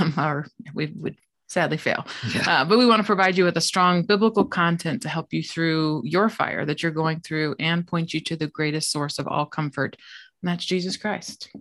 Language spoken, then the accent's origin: English; Des Moines, Iowa, United States; I grew up in Des Moines, Iowa